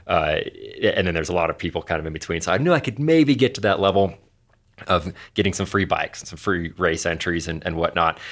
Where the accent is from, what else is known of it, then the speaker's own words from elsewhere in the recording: Anchorage, Alaska, United States; moved away as an adult; also born or lived in Colorado; I grew up in Anchorage, Alaska